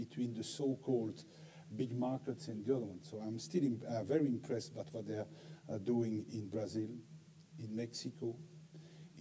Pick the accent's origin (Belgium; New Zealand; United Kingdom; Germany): Belgium; Brussels, Brussels-Capital Region; I'm a native from Brussels